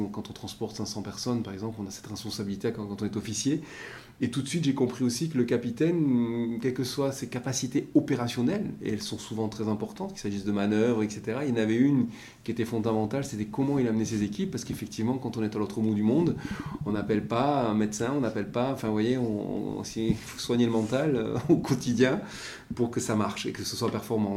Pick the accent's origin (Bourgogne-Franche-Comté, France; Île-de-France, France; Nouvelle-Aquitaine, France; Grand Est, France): Nouvelle-Aquitaine, France; Basque Country; moved away as an adult; now in Marseille, France; je suis originaire du Pays Basque